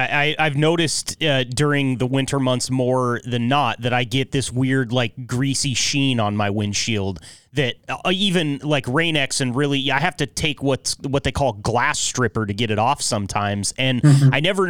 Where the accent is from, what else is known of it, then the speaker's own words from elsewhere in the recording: Pacific Northwest, United States; I'm from the Pacific Northwest. We use them religiously over here, but we also don't salt the roads in the state that I'm in.